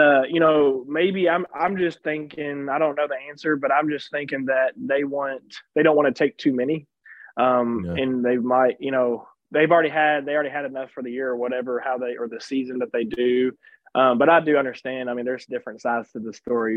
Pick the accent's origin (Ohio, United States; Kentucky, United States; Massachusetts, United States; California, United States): Kentucky, United States; I'm originally from uh, Kentucky